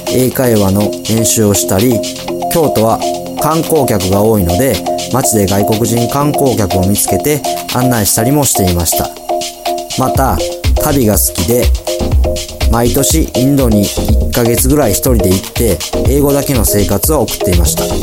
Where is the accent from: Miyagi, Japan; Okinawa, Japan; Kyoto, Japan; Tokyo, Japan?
Kyoto, Japan; English is a second language; I'm from Kyoto, Japan.